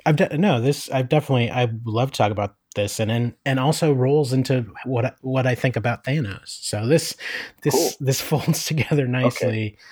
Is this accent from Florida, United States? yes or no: no; Northeast Pennsylvania, United States; now in Oakland, United States; where I grew up in Northeast PA